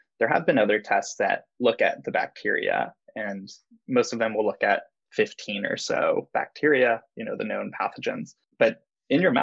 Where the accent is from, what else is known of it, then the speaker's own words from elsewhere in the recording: San Clemente, California, United States; moved away as an adult; also born or lived in San Diego, United States; now in San Francisco, United States; I was from South Orange County, San Clemente. It's a little surf town. So we were pretty much beach people